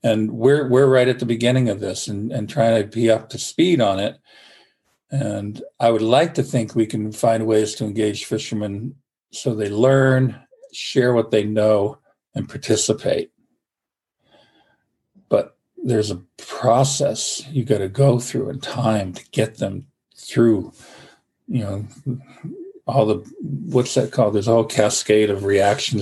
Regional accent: Vermont, United States; now in Maine, United States; I grew up in Vermont

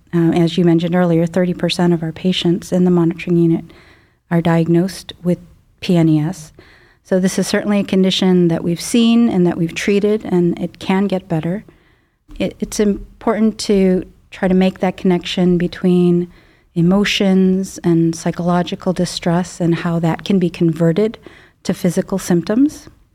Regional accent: Chicago suburbs, Illinois, United States; moved away as an adult; now in Cleveland, United States; I grew up in the Midwest, um, in Chicago suburbs

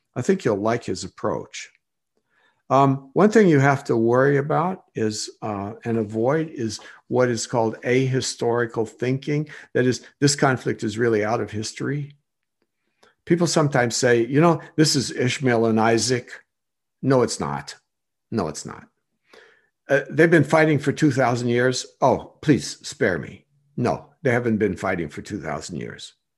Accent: Illinois, United States; accent: Illinois; also born or lived in Kenya; I'm from Illinois

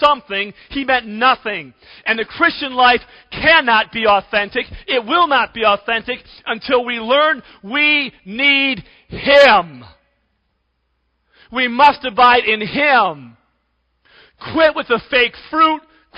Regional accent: Cleveland, Ohio, United States; When I was a kid growing up in Cleveland

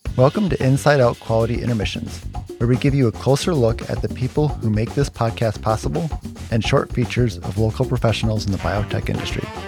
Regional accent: Michigan, United States; moved away; We grew up in Michigan for a while

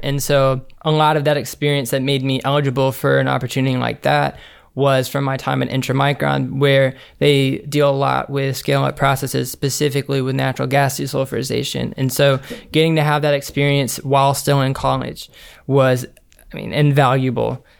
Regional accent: Montgomery, Alabama, United States; we were born and raised in Montgomery, Alabama

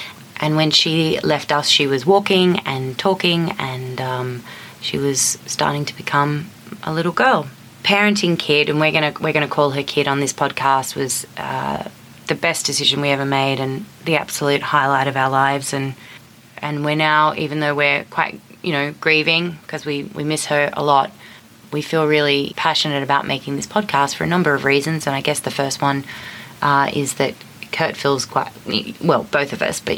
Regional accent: Australia; moved away as an adult; now in New York City, United States; we're from Australia

